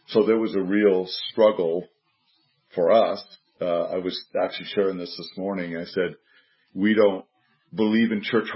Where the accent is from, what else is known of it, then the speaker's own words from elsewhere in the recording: United States; moved away as an adult; I'm American